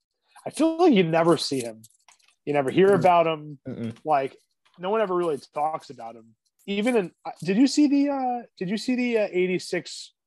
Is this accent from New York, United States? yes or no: yes; Yonkers, New York, United States; Yonkers is my hometown.